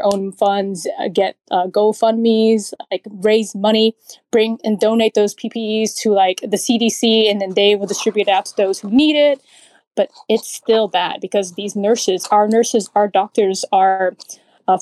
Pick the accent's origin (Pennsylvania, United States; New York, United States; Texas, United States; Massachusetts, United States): Texas, United States; I grew up in Texas, so I'm used to it